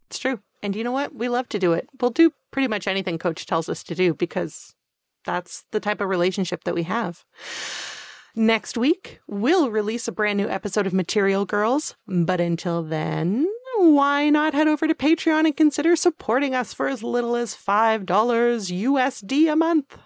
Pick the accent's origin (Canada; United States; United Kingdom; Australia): Canada; even though we're both Canadian